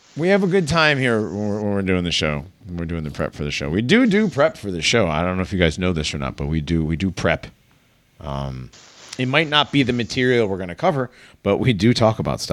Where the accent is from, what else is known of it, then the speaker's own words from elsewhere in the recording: United States; I'm American